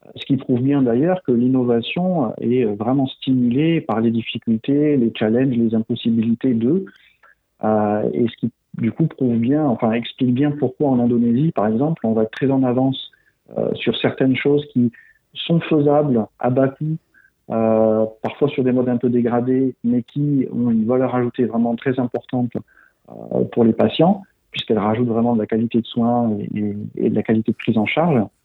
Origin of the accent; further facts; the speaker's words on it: Toulouse, Occitania, France; moved away as an adult; j'ai été formé à la médecine à Toulouse, d'où je suis originaire